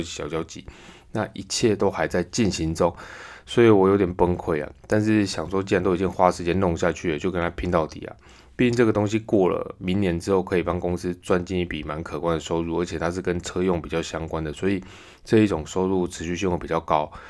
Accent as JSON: {"language": "Chinese", "country": "Taiwan", "said": "那何时会轮到我们台湾人打？"}